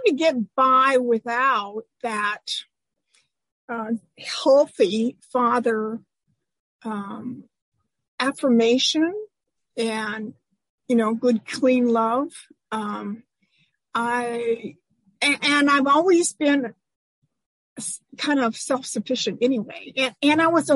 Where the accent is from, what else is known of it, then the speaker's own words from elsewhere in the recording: Eastern Washington, United States; also born or lived in Anacortes, Washington; now in Seattle area, United States; I was born in Anacortes, which is just, you know, up there near Canada. And when I was about 8 years old, Dad bought a farm in Eastern Washington, and we wound up stacking hay and milking cows and being a farm girl